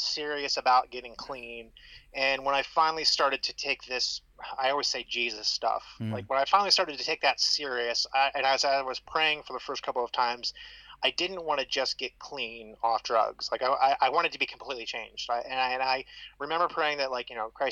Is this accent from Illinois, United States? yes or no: no; Ohio, United States; also born or lived in Southern Florida; I was born and raised in Ohio